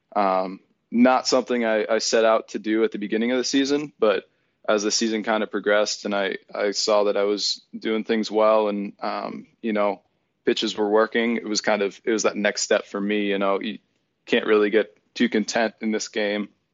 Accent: Erie, Pennsylvania, United States; my hometown of Erie, Pennsylvania

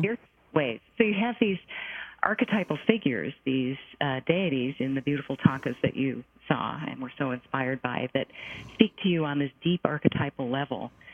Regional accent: United States; I'm an American Jewish person

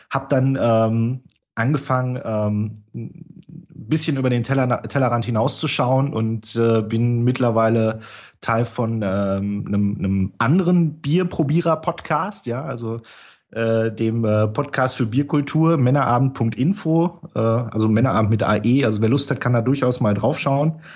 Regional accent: North Rhine-Westphalia, Germany; ich komme aus dem Pott. Ich rede immer so.

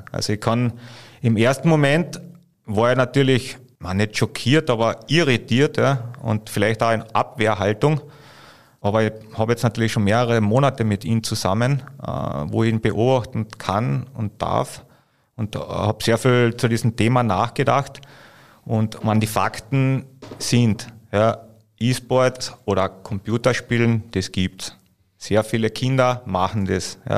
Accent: Carinthia, Austria; diese Einberufung des Nationalteams, vor allem als Kärntner, also wir waren ja nicht wirklich, Kärnten ist ja nicht bekannt für, für Basketball

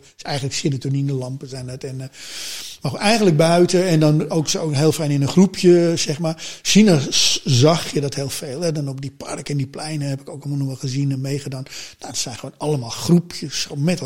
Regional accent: Amsterdam, North Holland, Netherlands; ik ben in Amsterdam geboren, maar mijn ouders zijn voor werk naar een zuidelijk van Amsterdam in zo'n slaapstadje gaan wonen.

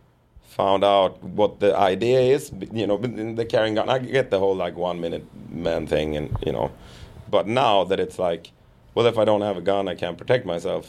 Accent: Sweden; growing up in Sweden

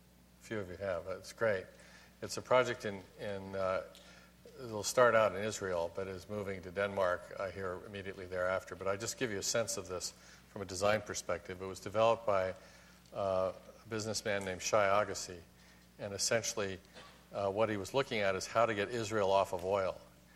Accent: Hong Kong; also born or lived in Tokyo, Japan; When I was a baby, I was born in Tokyo, and I grew up in Hong Kong.

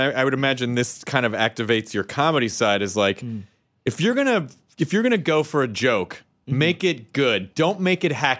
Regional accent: Tennessee, United States; Yes. Yeah, I know, but I'm from Tennessee and it's fun.

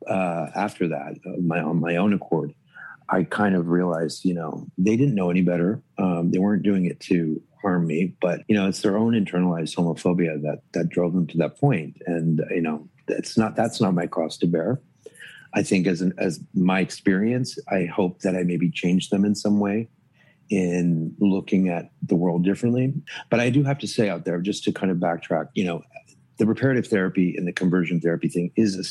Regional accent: Toronto, Ontario, Canada; moved away; also born or lived in Dallas, Texas / New York; I grew up in Toronto

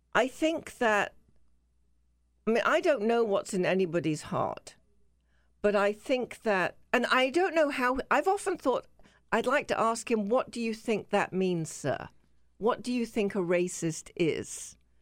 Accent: England, United Kingdom; I'm English

